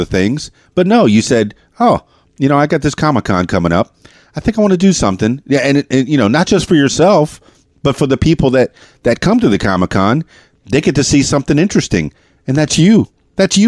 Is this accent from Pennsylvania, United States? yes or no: no; Miami, Florida, United States; moved away as an adult; now in Arkansas, United States; I spent my first 40 years in Miami, South Florida, the Florida Keys